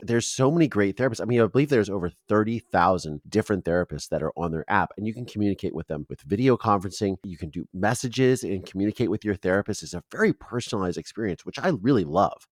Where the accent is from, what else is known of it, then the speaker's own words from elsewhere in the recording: Mansfield, Ohio, United States; I'm from Mansfield.